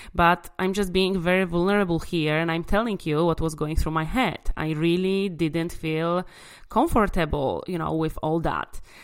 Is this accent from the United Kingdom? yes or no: no; Łódź, Łódź Voivodeship, Poland; in my hometown uh, Łódź in in Poland